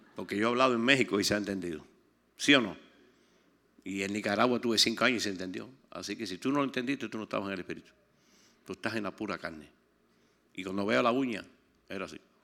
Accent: Pinar del Río, Cuba; Yo estoy de Pinar del Río

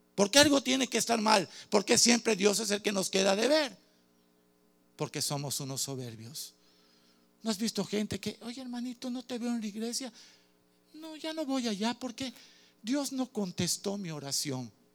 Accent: Cuba; Soy cubano

